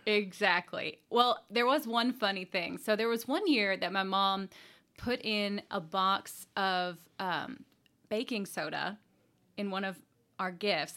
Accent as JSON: {"language": "English", "area": "Jessamine Creek Gorge area", "region": "Kentucky", "country": "United States", "tie": "born or raised there", "said": "it's in my hometown and literally right across the street from where I grew up, the home I grew up"}